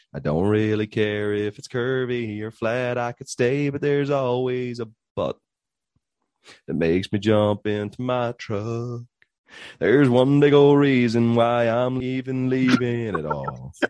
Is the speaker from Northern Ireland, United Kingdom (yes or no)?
yes; Belfast, Northern Ireland, United Kingdom; we're from Belfast, Northern Ireland